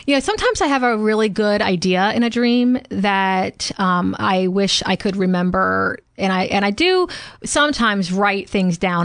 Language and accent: English; the South, United States; growing up in the South and parenting in the South